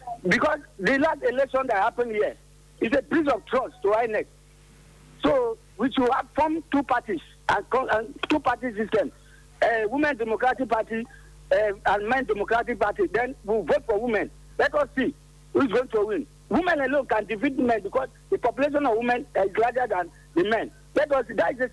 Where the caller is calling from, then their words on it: Lagos, Nigeria; I'm calling from Lagos.